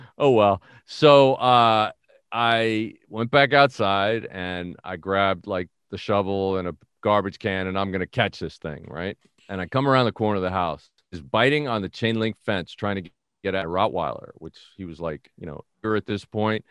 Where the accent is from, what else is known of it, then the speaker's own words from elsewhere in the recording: New York City, New York, United States; moved away; I'm from the Bronx